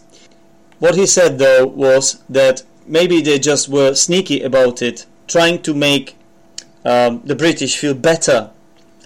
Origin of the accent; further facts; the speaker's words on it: Czechia; accent: Czech; English is a second language; I'm not a native speaker. I'm from the Czech Republic